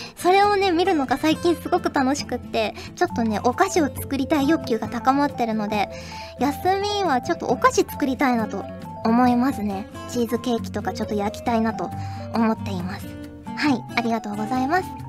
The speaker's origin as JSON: {"language": "Japanese", "region": "Kyushu", "country": "Japan", "tie": "born or raised there", "said": "九州出身なんですけど"}